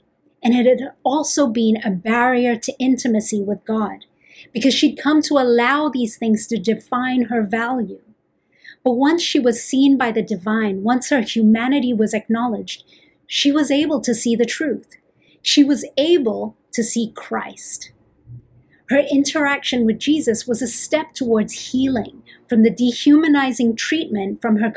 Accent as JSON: {"language": "English", "country": "Philippines", "moved": "as an adult", "lives_now": "United States", "said": "as a Filipina. When I migrated here to the US 8 years ago"}